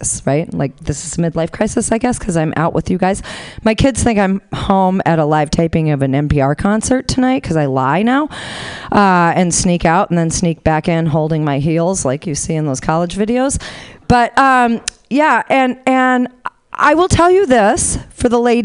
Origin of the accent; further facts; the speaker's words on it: Honolulu, Hawaii, United States; moved away; I'm originally from Honolulu